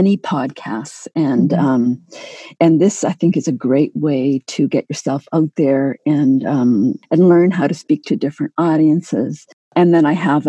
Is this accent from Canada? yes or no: yes; Canada; I'm Canadian